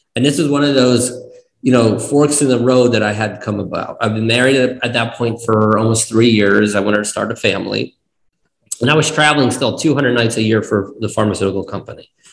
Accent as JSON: {"language": "English", "region": "East Coast", "country": "United States", "tie": "born or raised there", "also_born_or_lived": "Kyiv, Ukraine / New Jersey / Nevada", "moved": "as an adult", "lives_now": "Arizona, United States"}